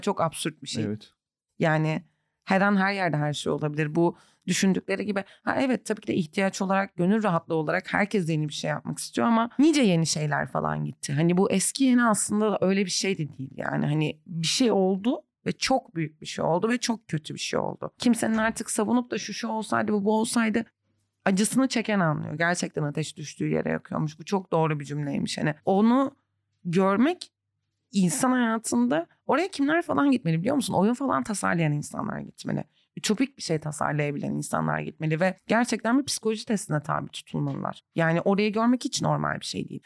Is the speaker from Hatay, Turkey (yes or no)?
yes; Antakya, Hatay, Turkey; also born or lived in Kadıköy, Istanbul; now in Istanbul, Turkey; Ben de buradayım. Çoğu Antakyalı arkadaşım da burada. Yani çoğumuz dönmeyen kısımdanız